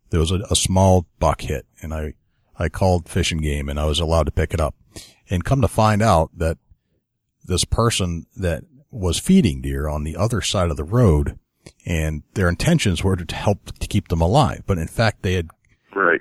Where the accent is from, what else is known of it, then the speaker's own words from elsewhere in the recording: New Hampshire, United States; my home state of New Hampshire